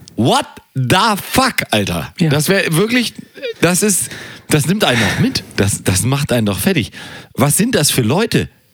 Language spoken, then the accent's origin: German; Germany; Ich bin Deutscher